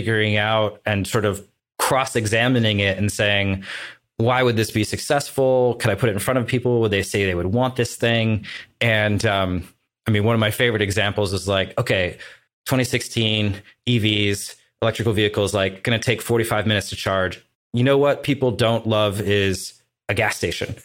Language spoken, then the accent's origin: English; Portland, United States; my hometown Portland